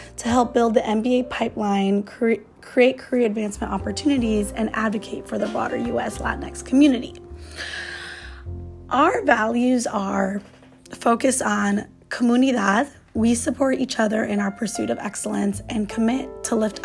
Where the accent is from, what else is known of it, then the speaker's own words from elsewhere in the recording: Chicago, Illinois, United States; now in San Francisco, United States; I grew up in Chicago